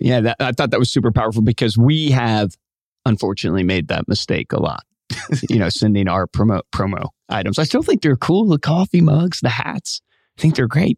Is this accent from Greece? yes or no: no; Virginia, United States; where I grew up in Virginia